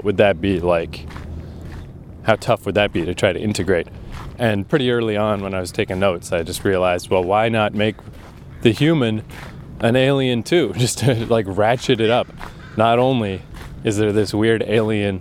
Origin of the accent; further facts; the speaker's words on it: Canada; I'm Canadian